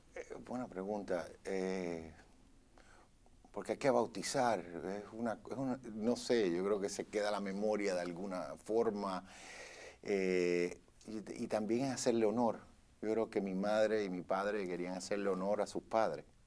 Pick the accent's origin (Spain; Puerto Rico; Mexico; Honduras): Puerto Rico; now in Los Angeles, United States; yo soy nacido en Puerto Rico, mi pasaporte dice Puerto Rico, USA. Pero yo vivo en Los Ángeles, en California